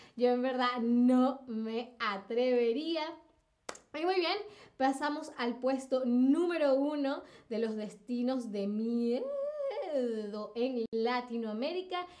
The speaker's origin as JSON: {"language": "Spanish", "country": "Venezuela", "tie": "born or raised there", "said": "yo nací en Venezuela"}